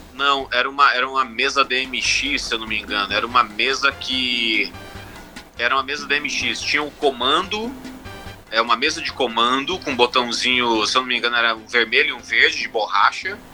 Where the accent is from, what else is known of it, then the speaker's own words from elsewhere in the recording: Sinop, Mato Grosso, Brazil; moved away as an adult; also born or lived in Cuiabá, Mato Grosso; now in Chicago, United States; dos meus 8 até os meus 19, mais ou menos, eu cresci em Sinop